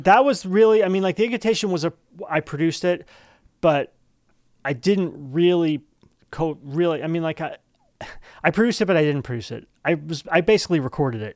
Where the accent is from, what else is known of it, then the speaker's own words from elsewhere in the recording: East Brunswick, New Jersey, United States; we're both from East Brunswick